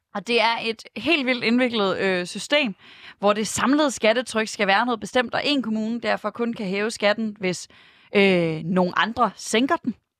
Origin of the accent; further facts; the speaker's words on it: Aarhus, Central Denmark Region, Denmark; Jeg kommer fra Aarhus